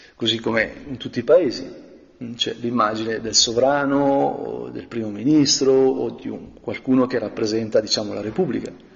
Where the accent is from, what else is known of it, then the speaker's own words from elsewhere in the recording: Brianza, Lombardy, Italy; come Brianzolo Longobardo